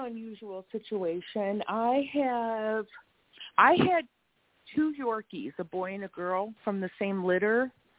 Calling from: Wisconsin, United States; I'm calling from Wisconsin.

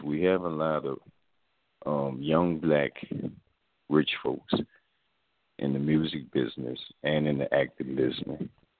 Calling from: New Orleans, Louisiana, United States; I'm calling from New Orleans.

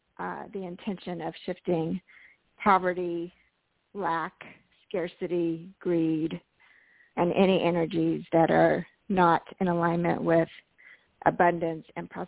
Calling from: Marin County, California, United States; I'm calling from Marin County, California

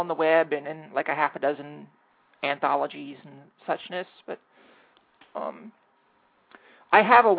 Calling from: Washington, District of Columbia, United States; I am in Anacostia, across the river from everything.

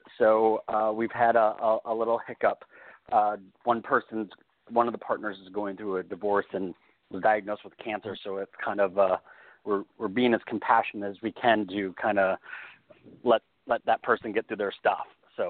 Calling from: California, United States; Hi, this is … in California.

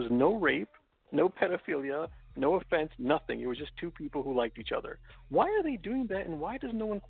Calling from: Los Angeles, California, United States; I'm calling from Los Angeles, California.

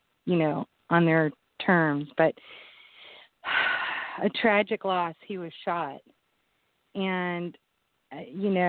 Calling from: Indianapolis, Indiana, United States; I'm calling from Indianapolis

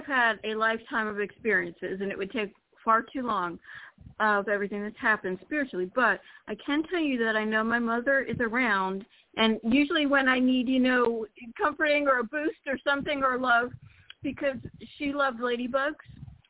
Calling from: Florida, United States; Hello, Jorianne. … from Florida.

